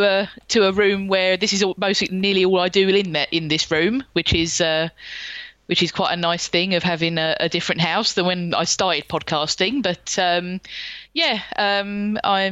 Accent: London, United Kingdom; I was born in 1983 and I grew up in the suburbs of South London.

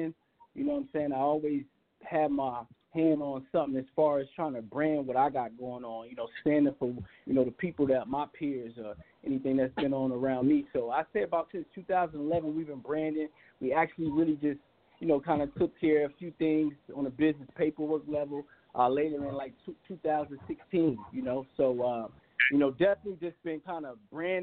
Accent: Charlotte, North Carolina, United States; I'm a representative of the Carolinas. I was raised in Charlotte. I grew up all over the Carolinas

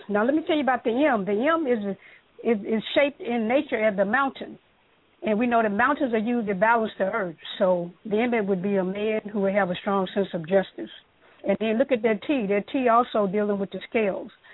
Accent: Mississippi, United States; I grew up in Mississippi

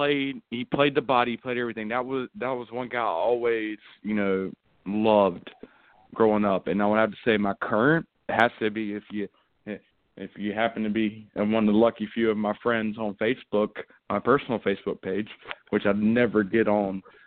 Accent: Greensboro, North Carolina, United States; I grew up here in Greensboro.

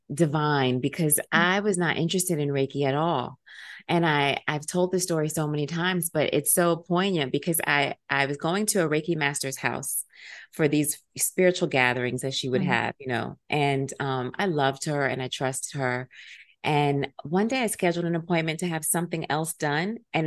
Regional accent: Silver Spring, Maryland, United States; it's one of the reasons I have a love affair with New York City because I'm from Silver Spring, Maryland.

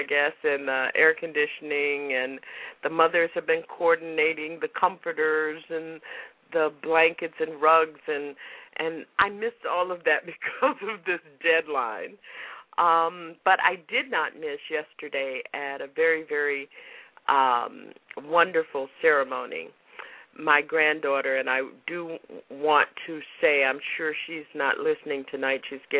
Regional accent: Florida, United States; now in Massachusetts, United States; Now, I remember when I came from Florida to Massachusetts to college, I didn't have to have a refrigerator.

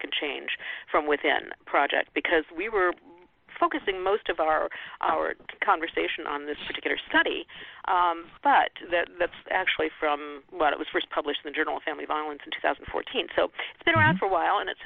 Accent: Midwest, United States; I come from the Midwest

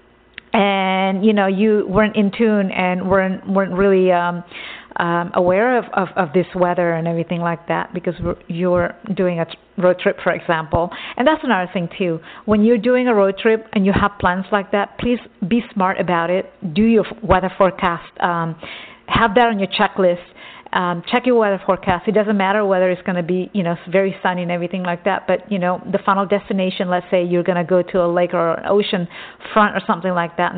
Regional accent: Texas, United States; I grew up in Texas

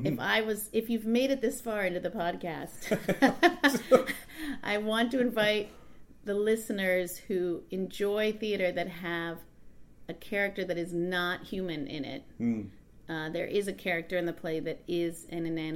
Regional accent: Hermosa Beach, California, United States; now in New York, United States; I grew up in Hermosa Beach, California, and I have a whole big family there

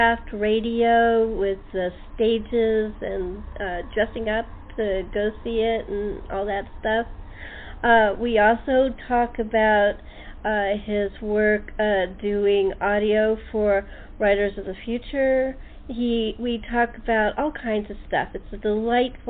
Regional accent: Los Angeles, California, United States; moved away as an adult; now in San Diego, United States; I'm a Los Angelino. I moved here about 8 years ago

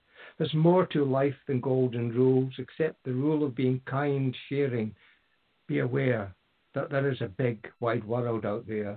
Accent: Aberdeen, Scotland, United Kingdom; moved away as an adult; now in near Fraserburgh, United Kingdom; I come from Aberdeen, which is 40 miles or so south

